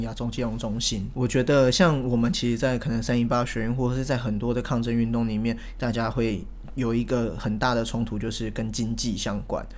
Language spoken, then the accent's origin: Chinese; Taiwan; 我是台湾人